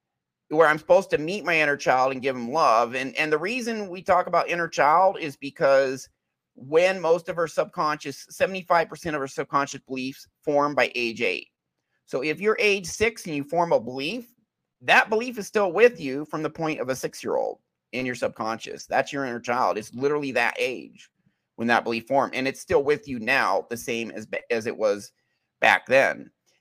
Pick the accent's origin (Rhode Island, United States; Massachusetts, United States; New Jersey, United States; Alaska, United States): Alaska, United States; born there; also born or lived in Utah; I lived in Utah for many years, but I was born in Alaska.